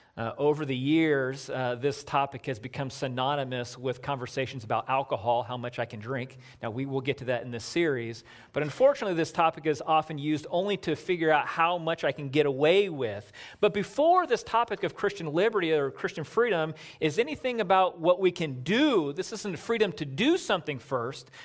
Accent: Southern California, United States; moved away as an adult; I grew up in Southern California.

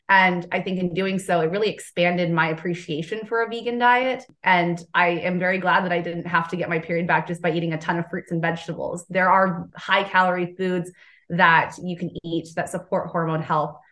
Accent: Southern California, United States; now in Southern United States; I'm originally from Southern California

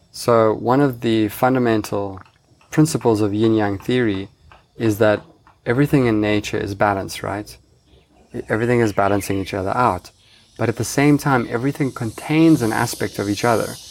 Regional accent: Cape Town, Western Cape, South Africa; moved away as an adult; now in Bali, Indonesia; I grew up in Cape Town, South Africa

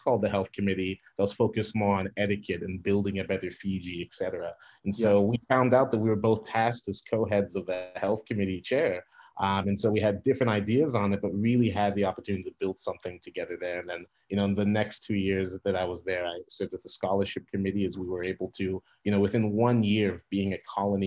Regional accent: Centerville, Ohio, United States; also born or lived in Xenia, Ohio; I was born and raised in Southwest Ohio, born in Xenia, raised outside Dayton in a suburb called Centerville.

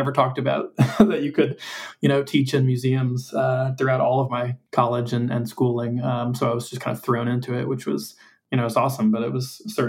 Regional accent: St. Louis, Missouri, United States; also born or lived in Newark, New Jersey / Philadelphia, Pennsylvania; I grew up in, was born and raised in St. Louis, but then lived part of my childhood in New Jersey, in Newark, and then outside of Philadelphia, and then back to St. Louis.

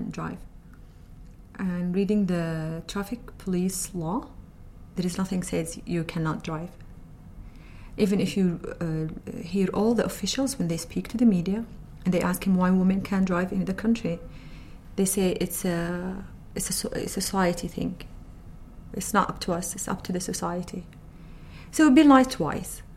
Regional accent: Saudi Arabia; I work in the Arabian Oil Company as IT specialist, and I'm from Saudi Arabia

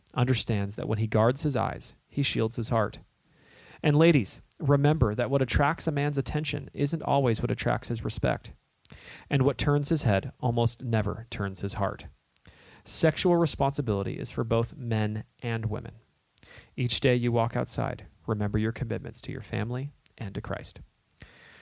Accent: Southern California, United States; moved away; But we grew up in Southern California.

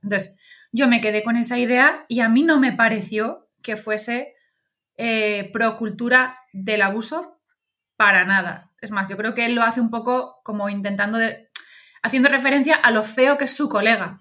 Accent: Valencian Community, Spain; como buena valenciana

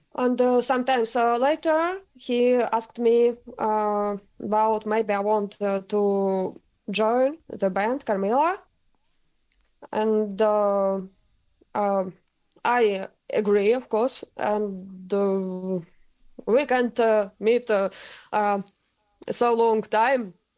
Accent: Russia; English is a second language; moved away as an adult; now in Sweden; I'm from Russia and I sing in Swedish band and live in Sweden now

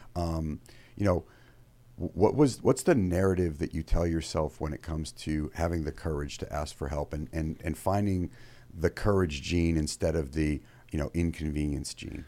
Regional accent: Maine, United States; moved away as an adult; also born or lived in Fairfield, Connecticut; I grew up in Maine

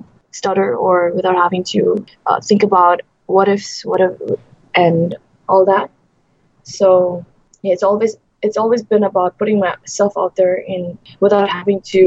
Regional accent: Bhutan; now in Malaysia; I'm from Bhutan. It's a small country in the Himalayas, sandwiched between India and China and Nepal and Bangladesh. I'm a Buddhist by religion, and I grew up in Bhutan

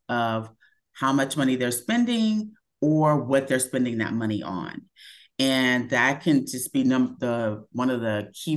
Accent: Dallas, Texas, United States; moved away as an adult; also born or lived in Los Angeles; I'm from Dallas, Texas.

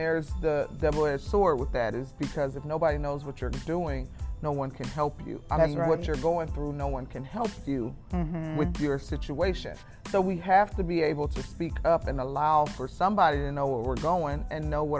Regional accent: Milwaukee, Wisconsin, United States; We're from Milwaukee, Wisconsin

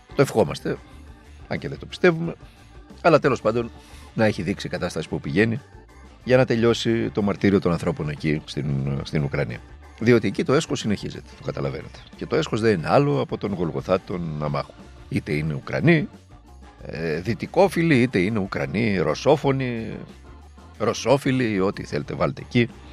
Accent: Greece; ως Έλληνες

